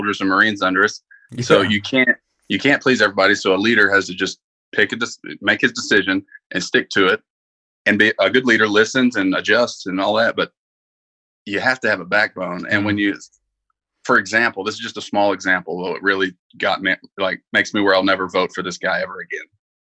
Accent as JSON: {"language": "English", "region": "the South", "country": "United States", "said": "I'm from the South"}